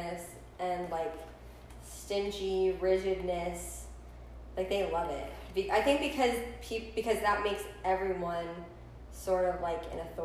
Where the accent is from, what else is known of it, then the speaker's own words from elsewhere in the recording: Washington, United States; now in Florida, United States; I'm from Washington State